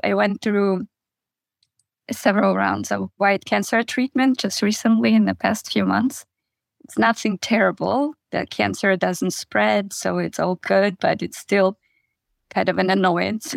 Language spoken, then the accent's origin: English; Kazakhstan; moved away; I grew up in Kazakhstan in a very, very small village.